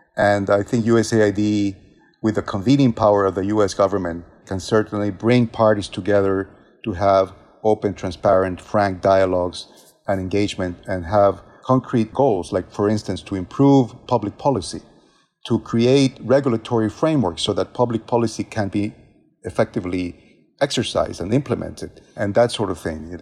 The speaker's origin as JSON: {"language": "English", "country": "Ecuador", "moved": "yes", "said": "my home country of Ecuador"}